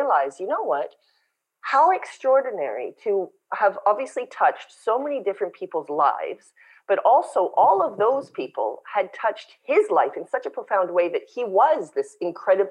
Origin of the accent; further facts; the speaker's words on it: Winnipeg, Manitoba, Canada; moved away as an adult; also born or lived in South Africa / London, England / Bangkok, Thailand / London, Ontario; now in Olinda, Brazil; And growing up in Canada, I grew up in Winnipeg.